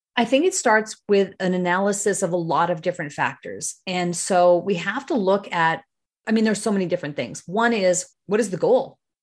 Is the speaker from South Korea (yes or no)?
no; Northern Ontario, Canada; also born or lived in British Columbia / Toronto / Kitchener-Waterloo; now in Chatham, Canada; I grew up in Northern Ontario. That's, so I'm from a, a mining town in Northern Ontario